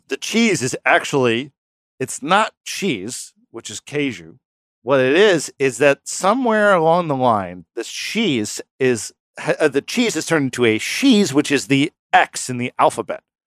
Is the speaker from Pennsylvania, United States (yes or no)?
no; New York, United States; we're from New York